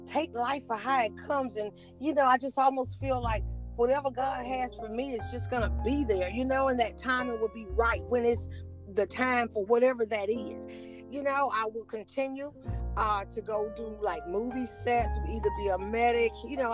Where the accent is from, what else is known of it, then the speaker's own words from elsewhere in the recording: Cuthbert, Georgia, United States; also born or lived in Atlanta, Georgia / Decatur, Georgia; now in Conyers, United States; I'm actually from Southwest Georgia, a little small town down in Southwest Georgia, Cuthbert, Georgia. And so I was raised, I came to Atlanta when I was 10 years old